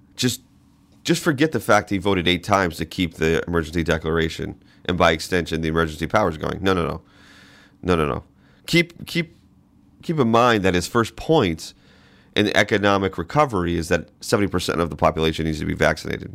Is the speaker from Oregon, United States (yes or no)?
no; Boston, Massachusetts, United States; now in Alaska, United States; I grew up in Boston